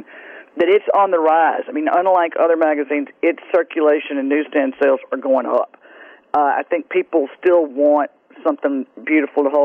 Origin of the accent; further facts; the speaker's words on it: Greenville, Mississippi, United States; moved away as an adult; now in New Orleans, United States; the girls I grew up with in the Delta that live there